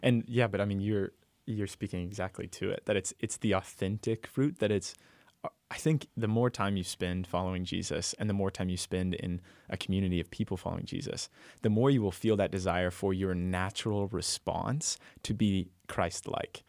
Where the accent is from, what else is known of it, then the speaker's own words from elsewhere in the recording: Texas, United States; I'm from Texas